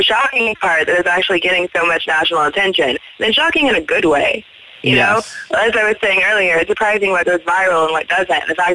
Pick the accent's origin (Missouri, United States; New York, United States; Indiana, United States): Indiana, United States; Zionsville; When I was a little girl growing up in Zionsville, Indiana.